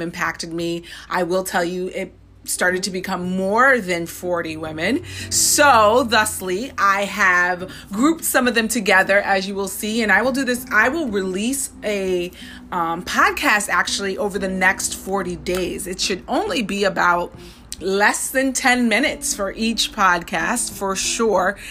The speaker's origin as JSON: {"language": "English", "town": "Saratoga", "country": "United States", "tie": "born or raised there", "said": "when I was growing up in Saratoga"}